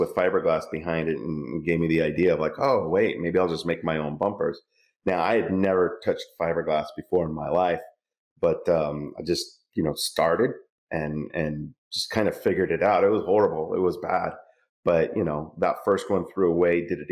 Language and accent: English; California, United States; moved away as an adult; now in Texas, United States; I'm in Texas now, so we don't like to admit that we're from California.